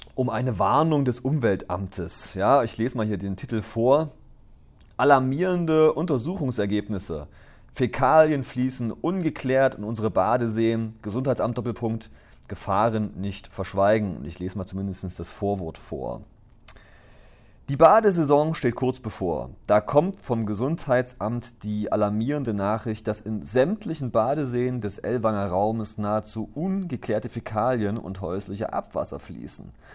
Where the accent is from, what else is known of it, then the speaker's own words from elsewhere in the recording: Gera, Thuringia, Germany; now in Aalen, Germany; Ich bin ja groß geworden in Ostthüringen